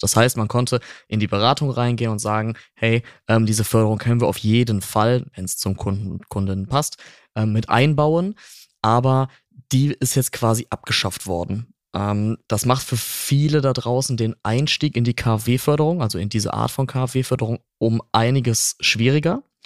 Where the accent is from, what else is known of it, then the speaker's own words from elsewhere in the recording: North Rhine-Westphalia, Germany; bei uns in Nordrhein-Westfalen